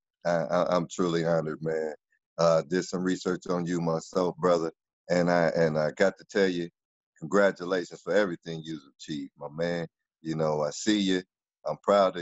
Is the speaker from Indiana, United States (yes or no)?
yes; South Bend, Indiana, United States; moved away as an adult; also born or lived in Eau Claire, Wisconsin / Atlanta, Georgia; But I was raised in South Bend, Indiana, my whole life